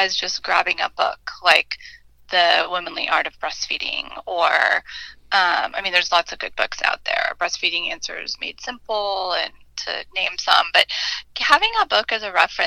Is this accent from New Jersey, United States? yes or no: no; Illinois, United States; I grew up in Illinois